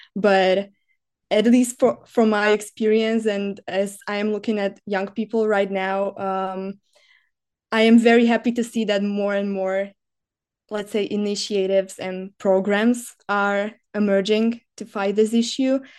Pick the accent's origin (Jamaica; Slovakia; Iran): Slovakia; moved away as an adult; now in Czech Republic; I come from Slovakia